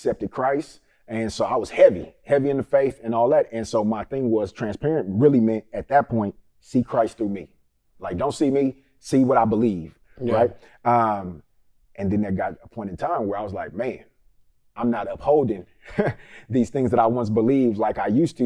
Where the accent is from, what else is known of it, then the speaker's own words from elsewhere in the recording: Richmond, California, United States; also born or lived in Vallejo, California; I'm from the Bay Area. Richmond, California